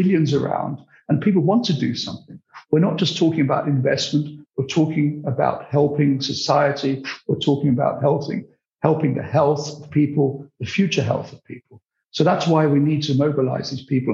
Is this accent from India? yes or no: no; United Kingdom; accent: British; I'm British, as you can hear from my accent, possibly, although my roots are very Central European